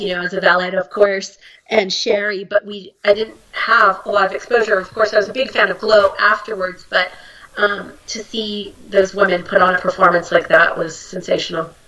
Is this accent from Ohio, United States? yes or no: no; Bay Area, California, United States; moved away; I'm from the Bay Area.